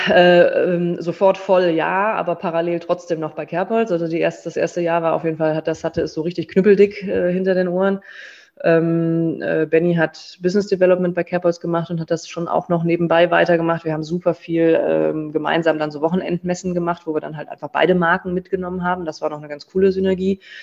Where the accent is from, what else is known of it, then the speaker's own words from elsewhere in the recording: Bonn, North Rhine-Westphalia, Germany; also born or lived in Berlin; now in Cologne, Germany; wir sind aus Bonn ursprünglich